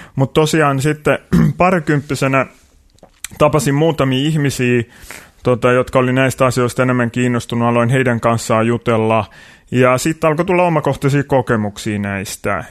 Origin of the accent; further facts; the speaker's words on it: Kotka, Kymenlaakso, Finland; moved away as an adult; also born or lived in Tampere; Kotkasta alun perin ollaan kotoisin tosiaan